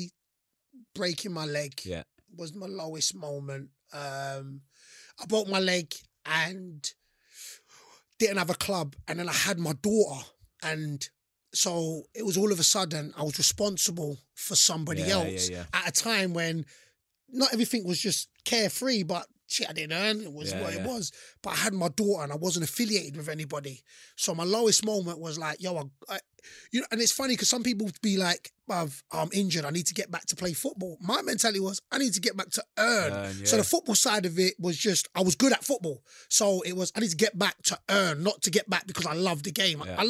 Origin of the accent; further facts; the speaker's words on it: London, United Kingdom; I'm from London